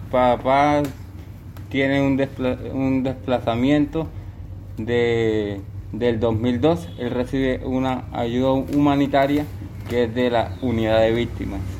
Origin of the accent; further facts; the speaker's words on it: Arauquita, Arauca, Colombia; Buenos días, vengo de los Llanos Orientales, municipio de Arauquita, departamento de Arauca.